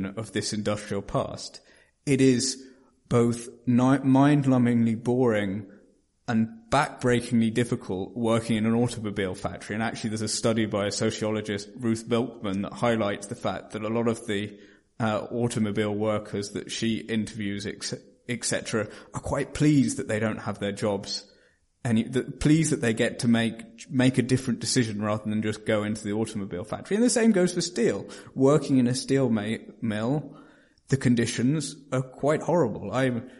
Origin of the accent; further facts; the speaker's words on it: Norwich, East of England, United Kingdom; Norwich, to mention my hometown